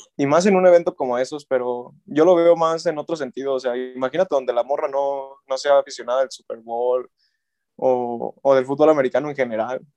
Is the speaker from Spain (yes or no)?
no; Mexico; yo como mexicano